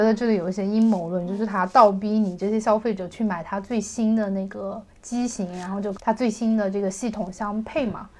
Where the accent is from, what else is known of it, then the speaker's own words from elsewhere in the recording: China; 我们中国人